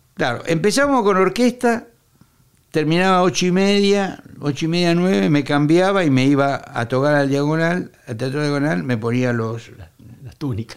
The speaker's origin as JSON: {"language": "Spanish", "town": "Quilmes", "region": "Buenos Aires Province", "country": "Argentina", "tie": "born or raised there", "said": "vivía donde yo nací, en Quilmes, provincia de Buenos Aires"}